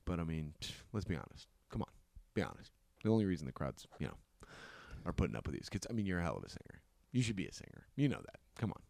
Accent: Hutchinson, Kansas, United States; born or raised there

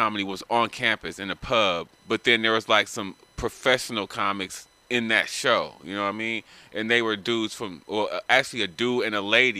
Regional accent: Los Angeles, California, United States; also born or lived in San Diego; I grew up in L.A.

